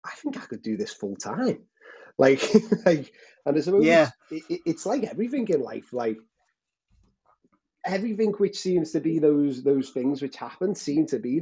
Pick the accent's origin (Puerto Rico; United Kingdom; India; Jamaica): United Kingdom; Liverpool, North West England; I'm based in Liverpool. Lived here all my life